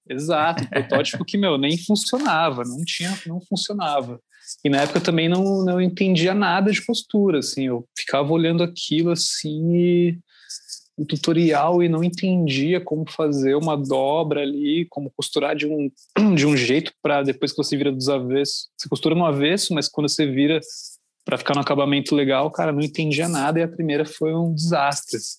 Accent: Santo André, São Paulo, Brazil; moved away as an adult; now in São Paulo, Brazil; Eu sou de Santo André, na verdade, no, ah, no ABC, ABC. Paulista. Uhum. E hoje em dia eu moro aqui em São Paulo, já tenho uns 5, 6 anos. Mas morava ali no ABC, uma cidade bem pacata, assim, bem tranquila. Foi muito bom ter crescido ali

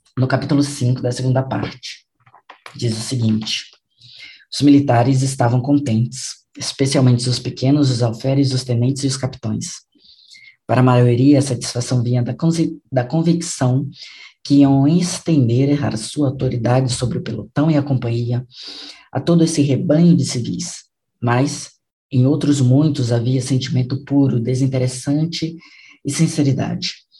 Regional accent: Brazil; nós que somos brasileiros

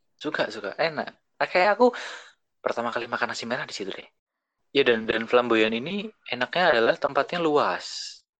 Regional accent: Semarang, Central Java, Indonesia; also born or lived in Yogyakarta; now in Jakarta, Indonesia; aku kan orang Semarang

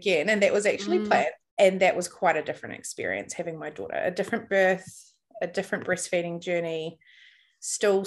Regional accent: New Zealand; I'm from New Zealand

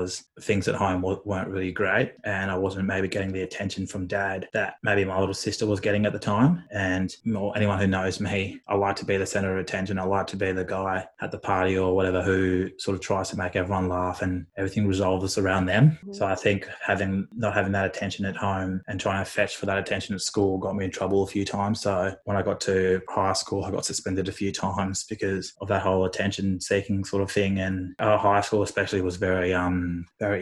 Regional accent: Tasmania, Australia; born or raised there; also born or lived in Guinea

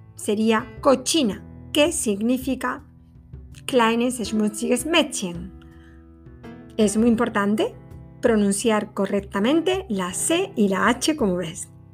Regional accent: Seville, Andalusia, Spain; soy de Sevilla

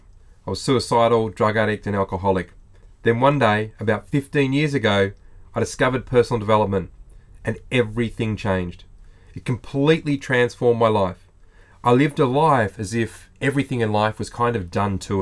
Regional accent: Australia

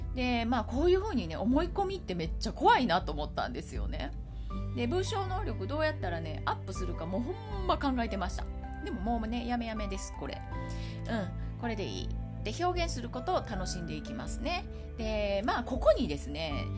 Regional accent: Kansai, Japan; accent: Kansai-ben; 私関西弁喋るのに

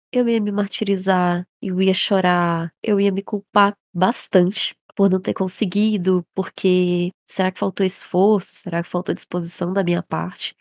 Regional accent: Brazil; sendo brasileiro

